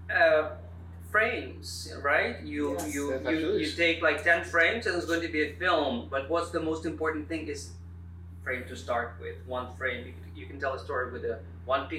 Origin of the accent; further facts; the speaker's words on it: Siberia, Russia; moved away; I was born in Siberia